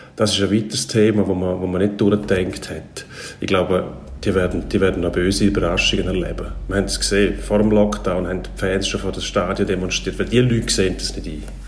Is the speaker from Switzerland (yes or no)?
yes; Switzerland; Bei uns in der Schweiz